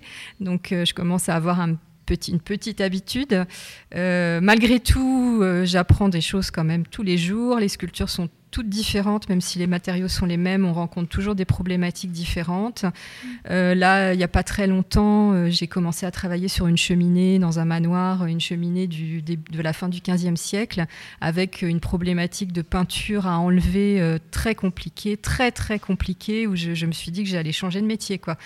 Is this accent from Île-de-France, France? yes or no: no; Nogent-le-Rotrou, Centre-Val de Loire, France; je suis née à Nogent-le-Retrou, j'ai fait mes études à Nogent-le-Retrou et je suis revenue à Nogent-le-Retrou